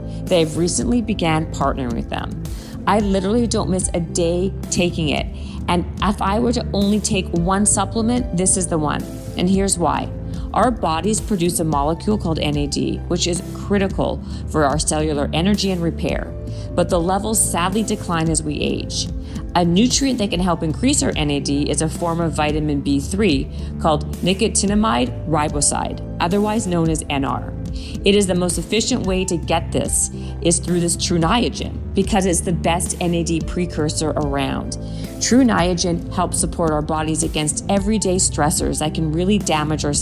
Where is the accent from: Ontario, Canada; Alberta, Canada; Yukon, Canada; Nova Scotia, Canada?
Ontario, Canada; Toronto; Toronto, Canada, of course, my hometown